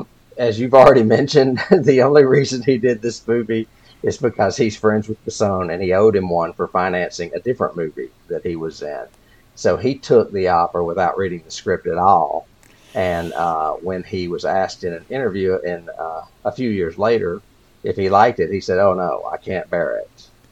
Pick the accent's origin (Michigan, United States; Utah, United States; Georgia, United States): Georgia, United States; Atlanta; born or raised there